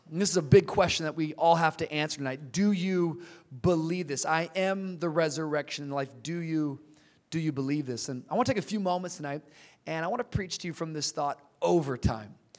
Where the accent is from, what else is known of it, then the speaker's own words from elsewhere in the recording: Tacoma, Washington, United States; also born or lived in Miami, Florida; now in Los Angeles, United States; I grew up in the Pacific Northwest, Tacoma, Washington area